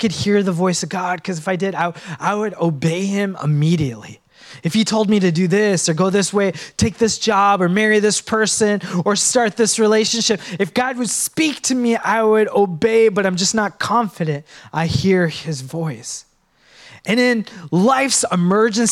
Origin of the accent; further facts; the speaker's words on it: Minnesota, United States; Now, I was born in Minnesota, and I went back to my motherland, Sri Lanka